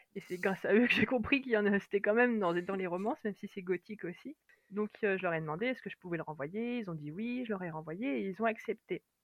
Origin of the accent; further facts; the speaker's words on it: France; accent: French; mon accent français